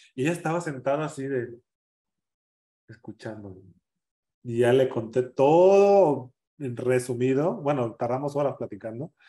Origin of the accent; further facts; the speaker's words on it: San Jerónimo, Guerrero, Mexico; moved away as an adult; also born or lived in Acapulco / Mexico City; now in Denver, United States; cuando yo salí del pueblo, cuando fui a Acapulco, cuando yo me definí, dije, jamás, jamás vuelvo a pisar San Jerónimo